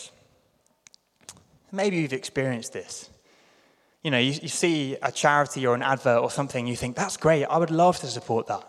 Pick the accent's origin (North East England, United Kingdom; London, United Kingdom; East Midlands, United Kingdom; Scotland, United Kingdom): London, United Kingdom; I grew up in London